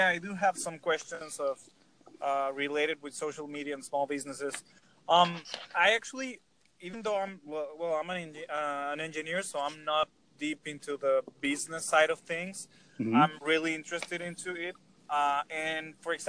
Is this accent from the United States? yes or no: no; Mexico; I'm from Mexico. I'm actually a student right now.